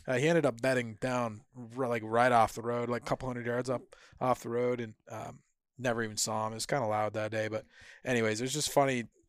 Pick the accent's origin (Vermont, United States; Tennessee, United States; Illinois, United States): Vermont, United States